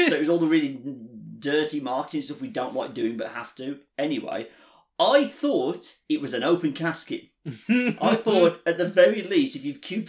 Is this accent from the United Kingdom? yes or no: yes; England, United Kingdom; how we're doing as English people.